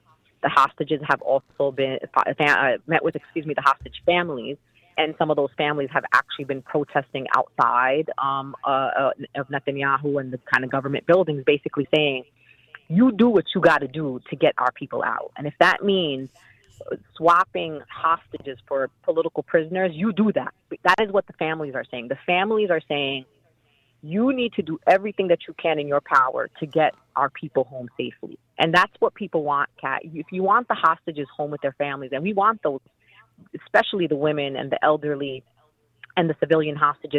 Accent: New York, United States; And for me, as a New Yorker and as a Muslim

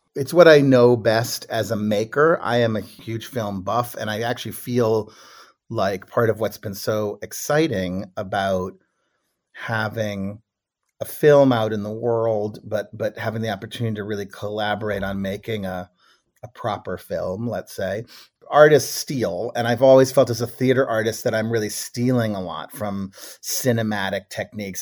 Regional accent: Boston, Massachusetts, United States; moved away; also born or lived in Brookline, Massachusetts; I grew up in Boston, Boston and Brookline, Massachusetts.

